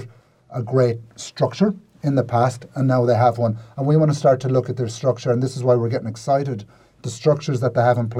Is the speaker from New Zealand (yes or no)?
no; Ireland; as an Irishman